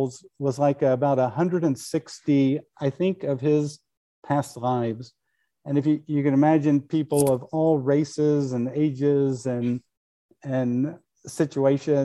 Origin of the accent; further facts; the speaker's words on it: Kansas, United States; When I was a kid growing up in Kansas